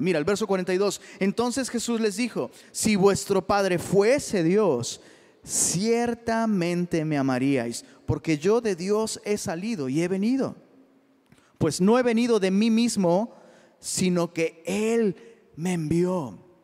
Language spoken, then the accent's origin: Spanish; Mexico; soy mexicano